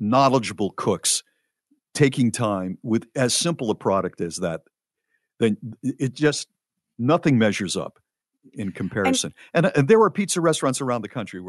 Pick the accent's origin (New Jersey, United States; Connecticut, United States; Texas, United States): Connecticut, United States; New Haven; moved away; I am from New Haven, Connecticut originally